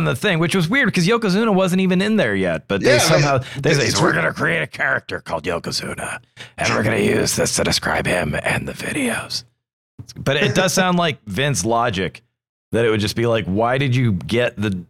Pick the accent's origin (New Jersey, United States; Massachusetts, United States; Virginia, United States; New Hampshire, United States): New Hampshire, United States; moved away; I'm from New Hampshire originally.